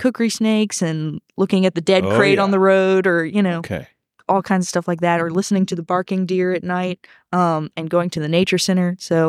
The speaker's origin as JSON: {"language": "English", "country": "Hong Kong", "tie": "born or raised there", "said": "Well, I actually grew up overseas. I grew up in Hong Kong for my parents' teaching jobs over there"}